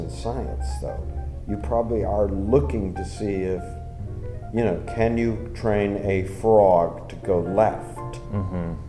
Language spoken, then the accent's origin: English; United States; I'm an American. You can tell from my dumbness, my accent